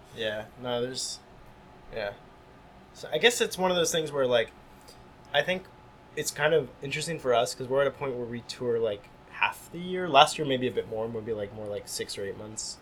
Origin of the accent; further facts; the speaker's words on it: Hillsdale, New Jersey, United States; now in Montreal, Canada; I grew up in New Jersey